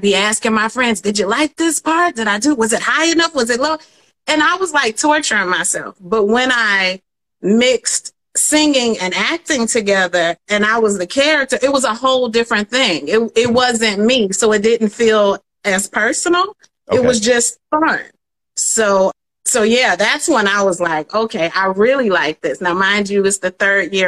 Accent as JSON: {"language": "English", "town": "Atlanta", "region": "Georgia", "country": "United States", "tie": "born or raised there", "also_born_or_lived": "Detroit, Michigan / Washington D.C.", "moved": "as an adult", "lives_now": "New York City, United States", "said": "Atlanta. Born there, went to Detroit from like ages 1 to 10, and then back to Atlanta until high school. So Atlanta's my home."}